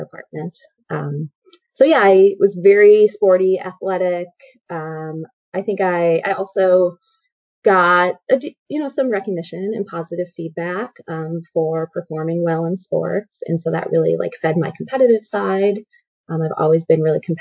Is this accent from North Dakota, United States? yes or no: no; Chicago, Illinois, United States; now in Issaquah, United States; I'm from Chicago originally.